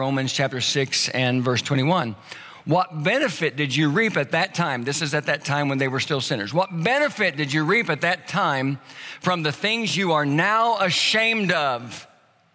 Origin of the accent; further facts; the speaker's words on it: the South, United States; I grew up in the South